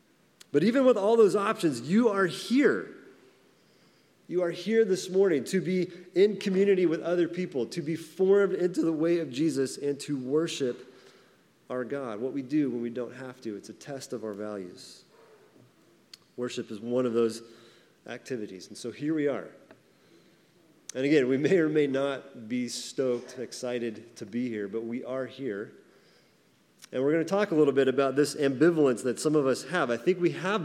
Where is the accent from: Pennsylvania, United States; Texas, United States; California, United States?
California, United States; Monterey Peninsula; also born or lived in San Jose / Boston / San Francisco; being born in San Jose, growing up on the Monterey Peninsula